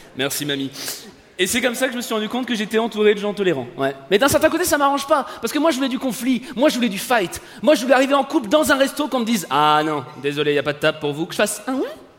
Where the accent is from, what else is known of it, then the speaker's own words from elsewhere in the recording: France; je suis français